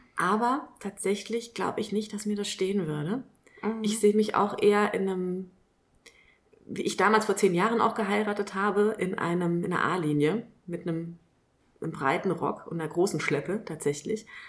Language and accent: German; Kelkheim, Hesse, Germany; also born or lived in Frankfurt; now in Ruppertshain, Germany; Ich bin mal gebürtige Kelkheimerin